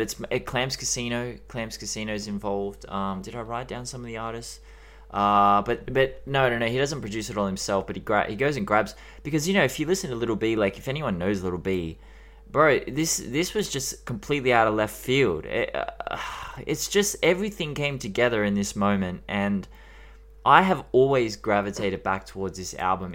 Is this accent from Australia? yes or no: yes; Australia; accent: Australian; We have the worst accent in the world